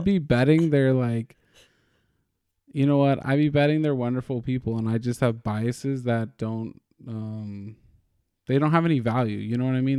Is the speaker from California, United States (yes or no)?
yes; California, United States; we're Californian